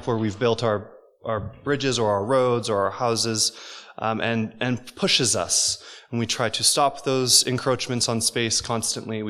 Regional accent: Winnipeg, Manitoba, Canada; I come from Winnipeg, where I grew up.

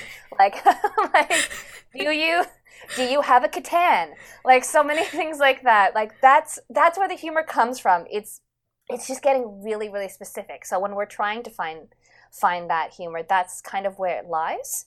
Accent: Vancouver, British Columbia, Canada; growing up in Vancouver

